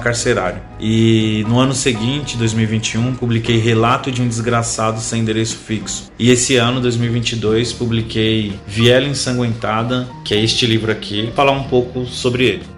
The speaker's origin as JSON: {"language": "Portuguese", "town": "Itapecerica da Serra", "region": "São Paulo", "country": "Brazil", "tie": "born or raised there", "said": "sou nascido e criado em Tapsirica da Serra, divisa com São Paulo"}